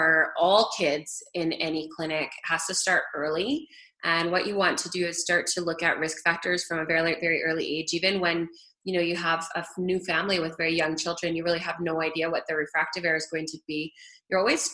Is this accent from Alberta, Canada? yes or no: yes; Alberta, Canada; moved away as an adult; also born or lived in Forest Grove, Oregon, United States / Houston, United States; I'm Canadian, so I grew up in Alberta.